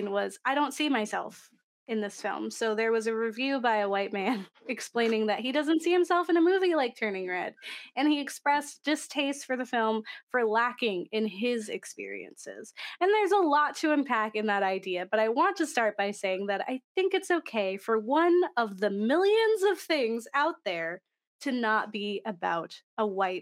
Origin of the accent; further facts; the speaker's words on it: Canada; I'm not Asian, although I am Canadian